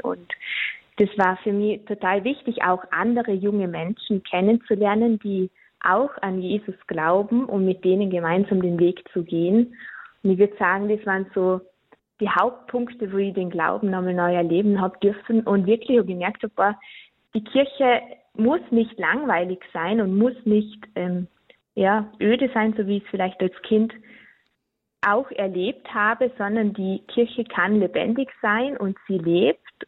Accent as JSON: {"language": "German", "country": "Austria", "said": "bei uns in Österreich"}